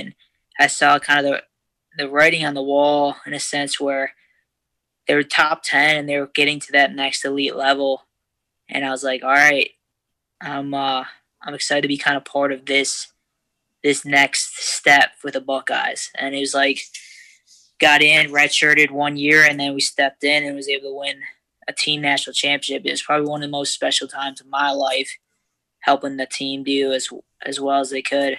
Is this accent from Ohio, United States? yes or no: yes; Parma, Ohio, United States; Parma, Ohio, right near Cleveland, about 20 minutes southwest of the city.